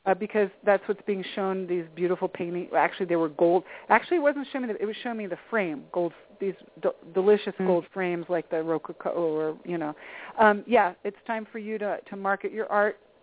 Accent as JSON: {"language": "English", "region": "East Coast", "country": "United States", "moved": "yes", "said": "I'm originally from the East Coast"}